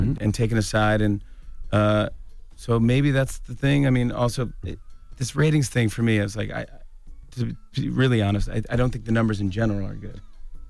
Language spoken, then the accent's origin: English; New York, United States; I'm a New Yorker, man, all the way.